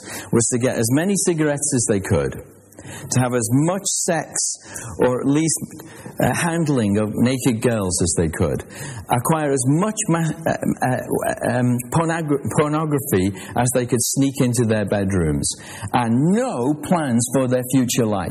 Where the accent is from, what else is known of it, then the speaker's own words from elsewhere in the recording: Liverpool, North West England, United Kingdom; I was born in Liverpool